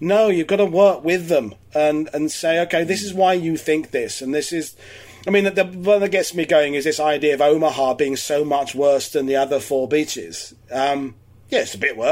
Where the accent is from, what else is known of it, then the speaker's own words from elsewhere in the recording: United Kingdom; now in Normandy, France; as a Brit